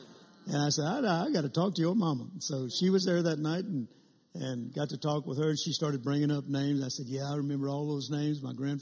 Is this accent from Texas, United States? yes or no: no; Vicksburg, Mississippi, United States; I was born in Vicksburg, Mississippi